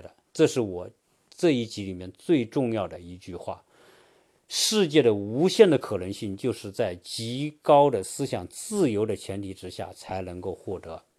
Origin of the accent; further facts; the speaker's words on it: China; 当然，我们在中国长大的人，学中在中国学哲学的人，传统哲学都被认为说，唯物主义是对的，唯心主义是错的。